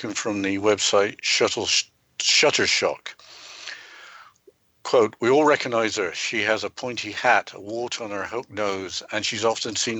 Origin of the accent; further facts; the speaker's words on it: England, United Kingdom; Growing up in England, a black cat crossing your path was seen as a sign of good luck